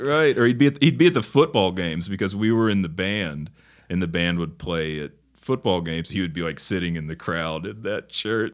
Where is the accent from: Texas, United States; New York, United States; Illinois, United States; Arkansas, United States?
Arkansas, United States; Northeast; also born or lived in Memphis, Tennessee; now in Los Angeles, United States; I grew up in Northeast Arkansas. I was born in Memphis